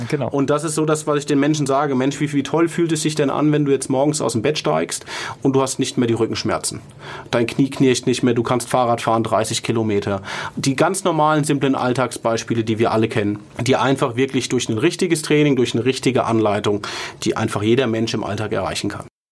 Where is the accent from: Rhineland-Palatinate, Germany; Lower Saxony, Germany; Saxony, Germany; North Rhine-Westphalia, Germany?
Rhineland-Palatinate, Germany; Mainz; als Mainzer